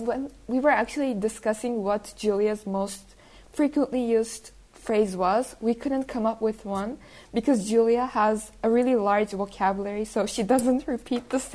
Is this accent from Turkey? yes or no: yes; Turkey; now in Denmark; I'm from Turkey.